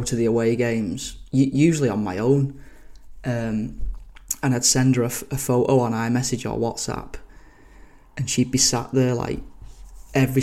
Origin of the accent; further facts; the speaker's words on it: Billinge, North West England, United Kingdom; I'm from Billinge.